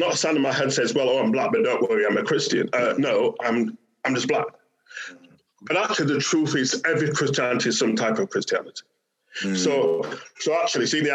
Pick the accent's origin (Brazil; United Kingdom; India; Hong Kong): United Kingdom; Bradford, Yorkshire and the Humber; growing up in Bradford, which was a post-industrial city in the north